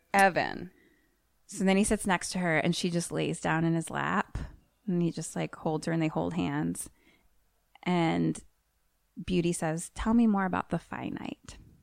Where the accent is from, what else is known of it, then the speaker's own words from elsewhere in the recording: United States; I am American